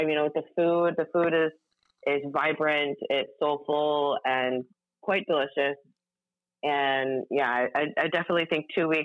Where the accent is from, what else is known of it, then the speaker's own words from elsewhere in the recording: the Northwest, Pacific Northwest, United States; moved away as an adult; now in Miami, United States; growing up in the Northwest.